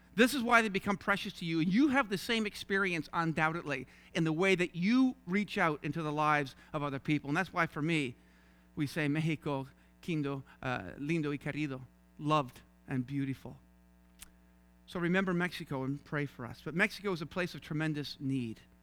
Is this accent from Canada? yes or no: yes; St. John's, Newfoundland and Labrador, Canada; accent: Newfie; moved away as an adult; also born or lived in Toronto; I was raised in Saint John's, Newfoundland